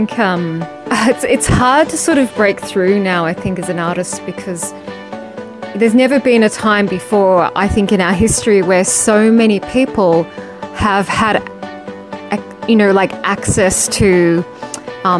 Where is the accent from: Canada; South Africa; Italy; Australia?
Australia; Melbourne, Victoria; in Melbourne, my hometown